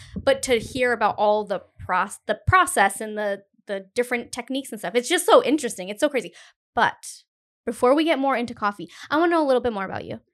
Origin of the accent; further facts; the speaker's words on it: Cumberland, Rhode Island, United States; I'm from Cumberland